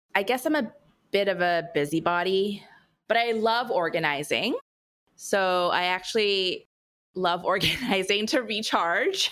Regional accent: California, United States; born and raised in California gal in me

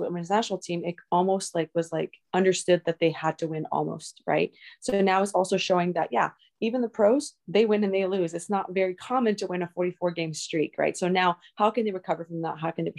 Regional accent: Canada; I'm Canadian

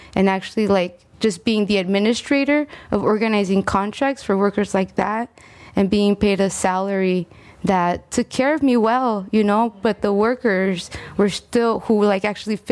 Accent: California, United States; also born or lived in Texcoco, Mexico; now in Sacramento, United States; I was born in Texcoco, Mexico, and my background in work at first comes from learning how to tell my story, you know, when as an undocumented young woman who grew up in California

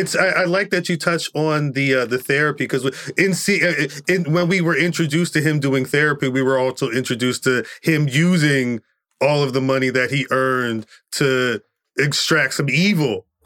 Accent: Central New Jersey, United States; I'm born and raised in Jersey. Still live Jersey. Central Jersey.

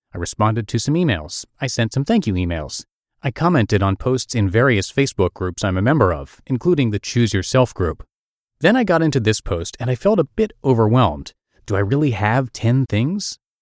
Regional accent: New Brunswick, New Jersey, United States; my hometown of New Brunswick, New Jersey

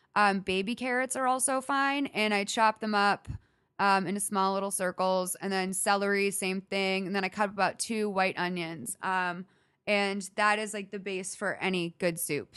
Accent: Northeast, United States; also born or lived in Los Angeles; now in Glendale, United States; I grew up in the Northeast

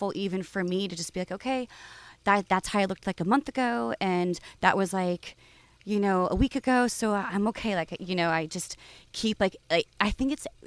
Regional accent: Southern California, United States; also born or lived in Oakland; growing up in California

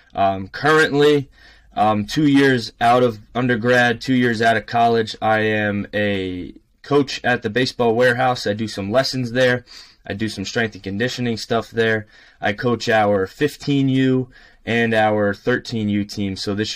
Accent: North Brunswick, New Jersey, United States; My resume, I grew up here in North Brunswick, New Jersey. Played high school ball at North Brunswick Township High School.

